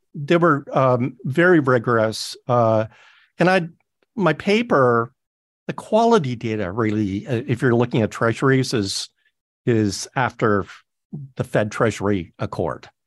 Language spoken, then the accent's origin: English; Toronto, Ontario, Canada; moved away; all in Toronto. That's my hometown